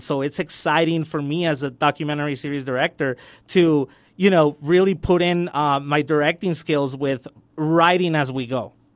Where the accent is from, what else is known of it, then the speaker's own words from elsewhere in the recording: El Paso, Texas, United States; also born or lived in Juárez, Mexico; I grew up in the Lower Valley, you know, when my, uh, my mom brought me back. I was born here and we had to go to Juarez because of situations with family. And I came back, had to relearn ling, uh, English in Hillcrest and in Bel Air